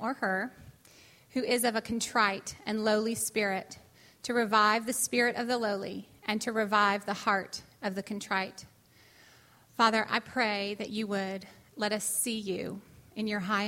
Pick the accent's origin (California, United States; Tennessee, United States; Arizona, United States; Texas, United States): California, United States; moved away; That's where I'm from. My hometown